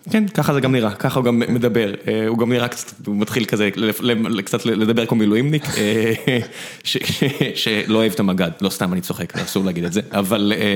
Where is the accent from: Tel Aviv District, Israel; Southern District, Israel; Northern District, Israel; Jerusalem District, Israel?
Southern District, Israel; Beersheba; כבאר שבעי